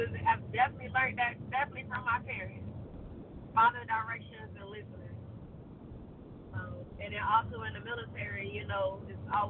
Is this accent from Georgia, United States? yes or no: yes; Georgia, United States; I'm from Georgia. I'm from the South.